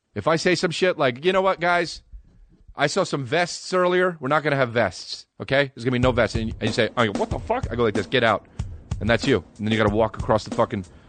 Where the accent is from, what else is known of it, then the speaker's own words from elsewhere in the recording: New Jersey, United States; now in Los Angeles, United States; I'm from New Jersey